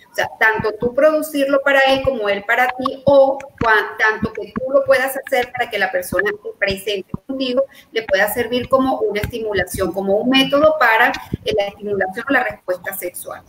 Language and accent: Spanish; Venezuela; born or raised there; also born or lived in Colombia